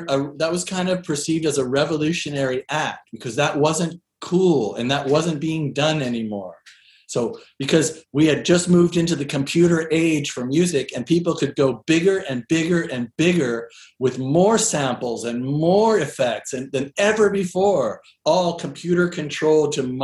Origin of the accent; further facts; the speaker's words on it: Seattle, Washington, United States; moved away as an adult; also born or lived in East Coast, United States / New York; I grew up in Seattle and I moved to New York around the end of the 90s